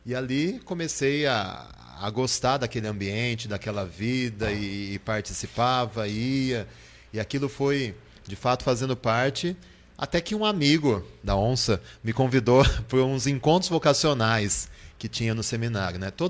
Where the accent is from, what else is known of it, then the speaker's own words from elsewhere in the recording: Botucatu, São Paulo, Brazil; moved away as an adult; also born or lived in Marília / Rome; eu sou de Botucatu. Pela primeira vez estou trabalhando em Botucatu, mas eu sou nascido em Botucatu há alguns aninhos, poucos aninhos, mas sou botucatuense.